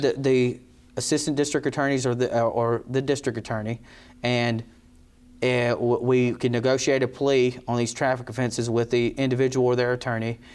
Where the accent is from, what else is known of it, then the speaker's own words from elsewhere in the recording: Eden, North Carolina, United States; I'm born and raised in Eden and Rockingham County, uh, so this is home.